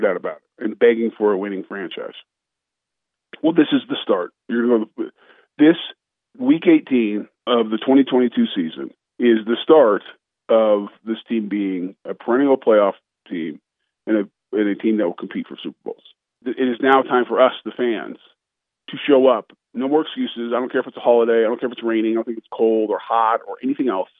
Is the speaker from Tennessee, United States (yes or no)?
no; Colorado, United States; now in Florida, United States; growing up in Colorado